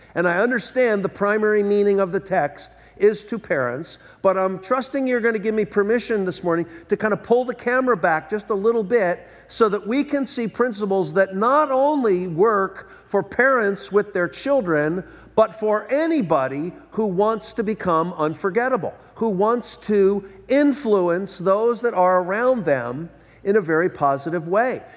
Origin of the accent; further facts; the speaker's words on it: Philadelphia, Pennsylvania, United States; moved away as an adult; now in Southern California, United States; I was born and raised in Philadelphia.